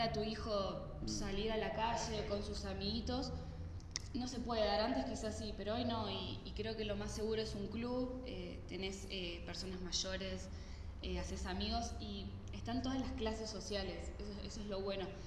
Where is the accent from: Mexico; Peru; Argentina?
Argentina; Santa Fe; moved away as an adult; also born or lived in Sardinia, Italy; now in Bolivia; yo soy de Santa Fe, Argentina